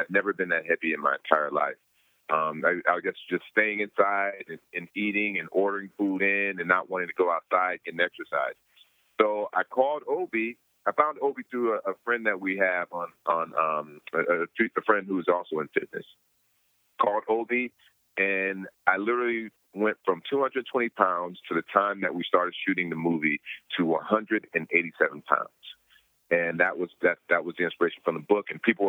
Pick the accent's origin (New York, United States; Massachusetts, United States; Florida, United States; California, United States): California, United States; I'm being from California. It was just too cold.